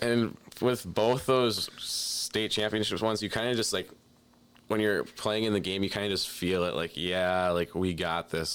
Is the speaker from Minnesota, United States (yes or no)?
yes; Minnesota, United States; growing up in Minnesota